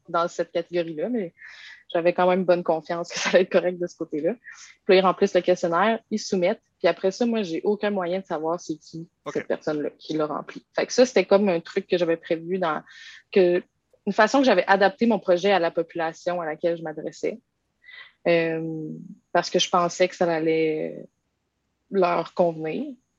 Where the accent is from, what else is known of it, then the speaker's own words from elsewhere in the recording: Quebec City, Quebec, Canada; Je viens de Québec, puis j'ai toujours habité à Québec